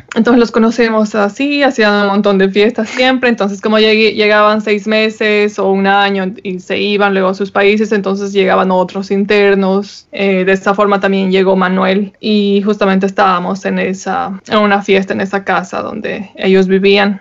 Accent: Bolivia; moved away

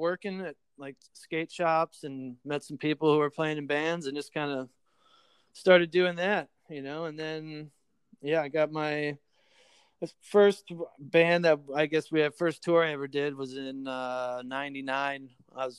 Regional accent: Oconomowoc, Wisconsin, United States; moved away as an adult; also born or lived in New York; now in Los Angeles, United States; I was born in New York, but I grew up in Wisconsin and in a little town outside of Milwaukee.

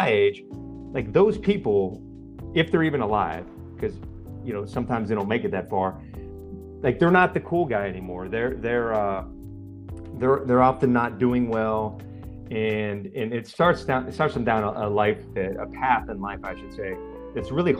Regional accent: Pennsylvania, United States; where I grew up in Pennsylvania

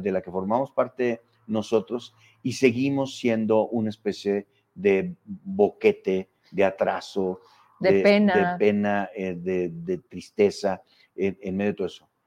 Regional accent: Mexico; mexicanos no habíamos experimentado la democracia propiamente.

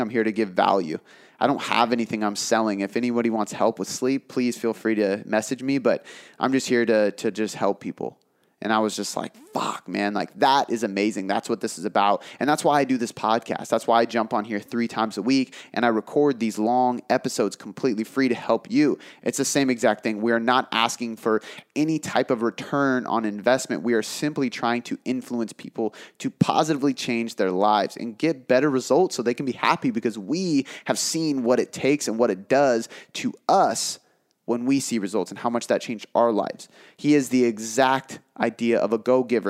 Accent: south of Seattle, Washington, United States; here. in my hometown, south of Seattle.

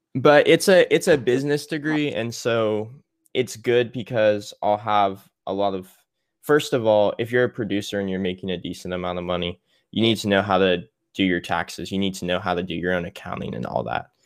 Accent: Little Rock, Arkansas, United States; moved away as an adult; also born or lived in Mississippi; my parents live in Little Rock, so during the summers, or at least this summer, I came back home to stay

